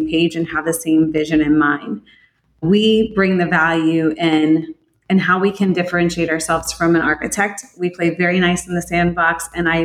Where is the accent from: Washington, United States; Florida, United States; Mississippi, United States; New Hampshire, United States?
Florida, United States; I am a sixth generation Floridian, which in itself is pretty rare. Born and raised in Florida